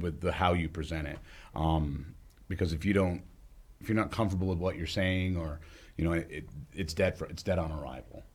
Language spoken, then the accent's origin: English; Charlestown, New Hampshire, United States; now in Bellows Falls, United States; growing up in Charlestown